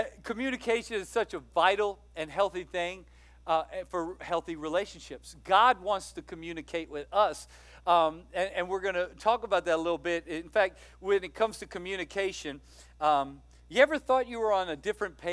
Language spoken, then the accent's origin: English; Louisiana, United States; moved away; I'm from Louisiana. My dad lives in Louisiana